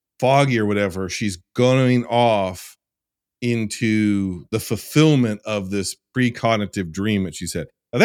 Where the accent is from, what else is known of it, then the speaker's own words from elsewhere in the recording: Ohio, United States; I am from Ohio